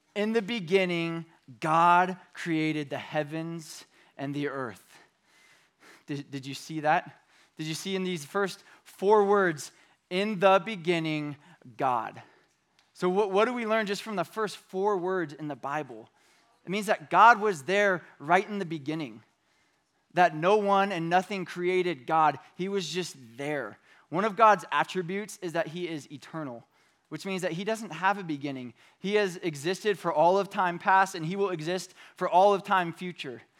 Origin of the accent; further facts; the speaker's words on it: Bakersfield, California, United States; moved away; I was from Bakersfield when I was in junior high and high school